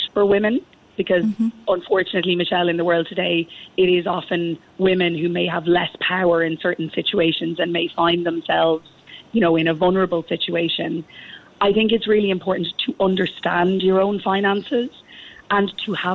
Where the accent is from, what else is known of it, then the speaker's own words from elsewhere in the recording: Ireland; moved away as an adult; now in Singapore; being an Irish ambassador